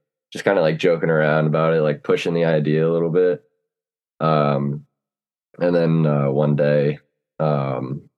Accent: New Jersey, United States; I'm from Jersey.

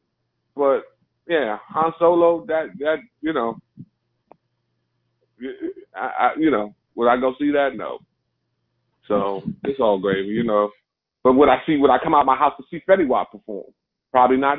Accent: New York, United States; I'm from New York

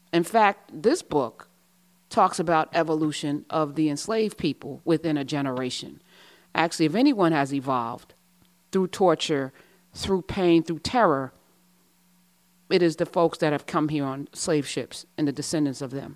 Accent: United States; I'm an American

